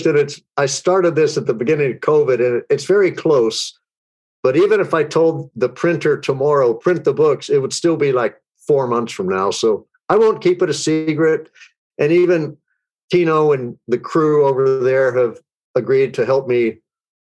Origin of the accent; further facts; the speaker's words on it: Texas, United States; I grew up in Texas where sports are religion, guns are accessories, politics are red, minds are set, and being different is discouraged